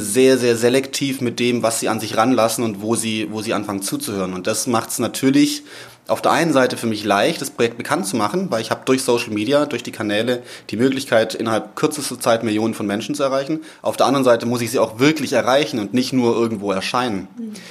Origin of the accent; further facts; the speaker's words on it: Southern Germany, Germany; accent: southern; now in Cologne, Germany; vom Background her komme ich aus dem Süden, das wird man wahrscheinlich immer wieder mal zwischendurch hören